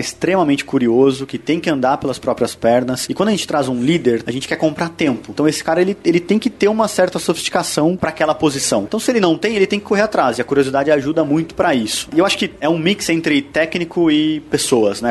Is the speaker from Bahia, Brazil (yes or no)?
no; Londrina, Paraná, Brazil; also born or lived in Curitiba; eu sou natural de Londrina, do interior, do Paraná, né? Mudei para Curitiba muito novo, assim, com 16 anos